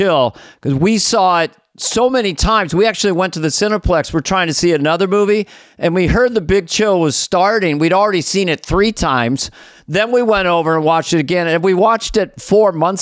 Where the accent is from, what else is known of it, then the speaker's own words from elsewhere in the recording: Missoula, Montana, United States; I'm from Missoula, Montana, which is pretty close to Canada.